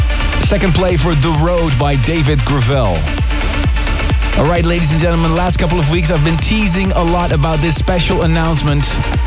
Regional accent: Netherlands

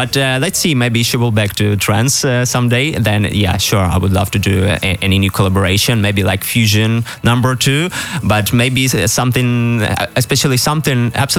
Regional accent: Ukraine; we're both from Ukraine

